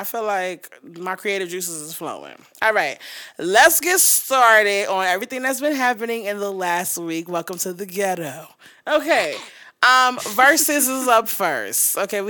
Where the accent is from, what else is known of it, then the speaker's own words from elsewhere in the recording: New York, United States; Nigga, I'm from New York.